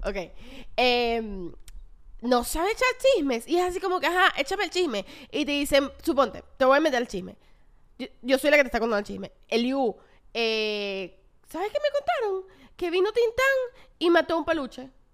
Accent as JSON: {"language": "Spanish", "town": "Caracas", "region": "Capital District", "country": "Venezuela", "said": "los que las que somos de Caracas"}